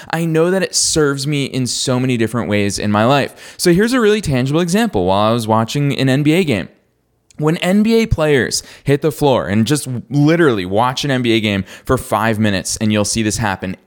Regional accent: Boston, Massachusetts, United States; I'm from Boston

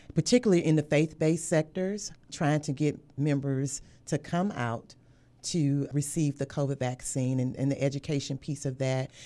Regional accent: Texas, United States; moved away as an adult; also born or lived in Louisiana / Virginia; now in Hampton Roads, United States; I grew up in the state of Texas

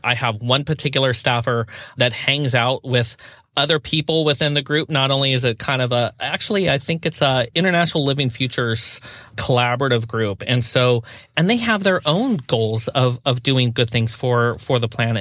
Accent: Pacific Northwest, United States; I grew up in the Pacific Northwest

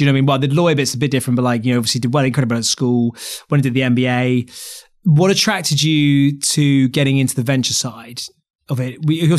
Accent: England, United Kingdom; I mean, look, I'm so English and ignorant about these things.

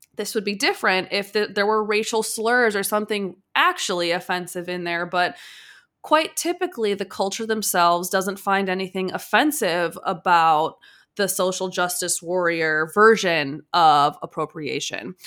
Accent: Chicago, Illinois, United States; I'm from Chicago

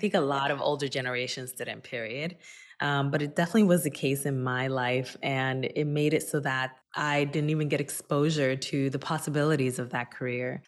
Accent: Newark, New Jersey, United States; also born or lived in Dominican Republic; my hometown of Newark, New Jersey

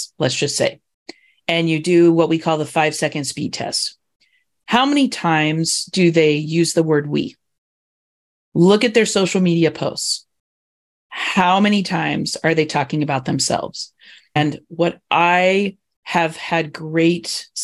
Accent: Indiana, United States; I grew up in Indiana

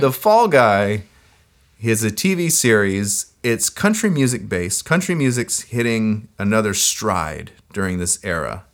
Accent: United States; I am an American

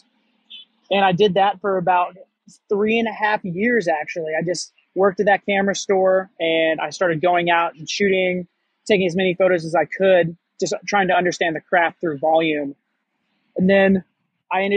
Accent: Missouri, United States; moved away as an adult; also born or lived in Hawaii; I grew up in Missouri in the United States

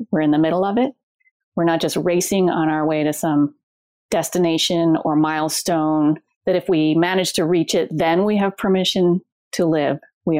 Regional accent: Los Angeles, California, United States; I'm from Los Angeles.

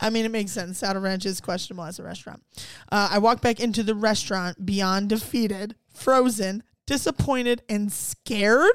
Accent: Ohio, United States; also born or lived in Cleveland; I grew up in Ohio

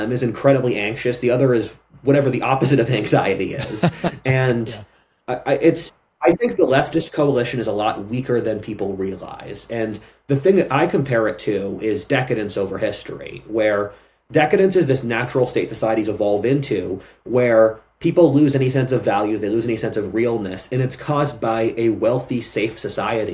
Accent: Philadelphia, Pennsylvania, United States; I'm from Philadelphia

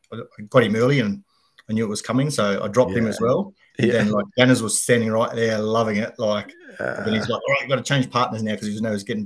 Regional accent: Katherine, Northern Territory, Australia; also born or lived in Darwin; So I was raised in Katherine. And then we followed footsteps and, you know, we moved to Darwin.

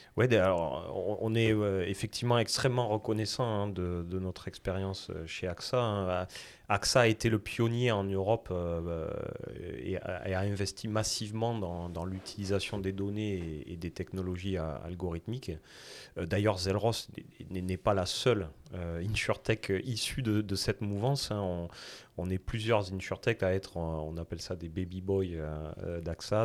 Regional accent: south-west France, France; accent: south-west French; moved away as an adult; now in Montreal, Canada; originaire de France et mon accent, c'est même le sud-ouest de la France.

